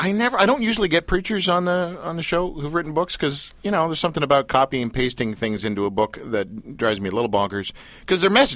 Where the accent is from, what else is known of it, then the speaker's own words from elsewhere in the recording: Canada; Yes, I'm Canadian.